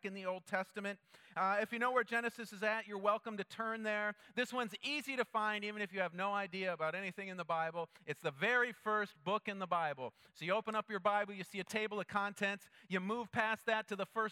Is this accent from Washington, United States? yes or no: no; Minnesota, United States; growing up in Minnesota